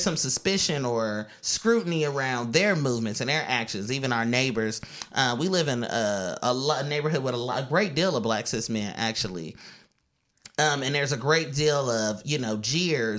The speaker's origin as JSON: {"language": "English", "town": "Oakland", "region": "California", "country": "United States", "moved": "as an adult", "lives_now": "New York, United States", "said": "I'm from California again. You know, I'm from East Oakland."}